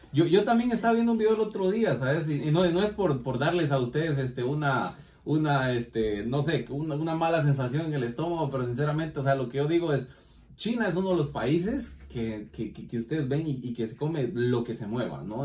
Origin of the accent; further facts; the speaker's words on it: Guatemala; como decimos en mi país, taparle el ojo al macho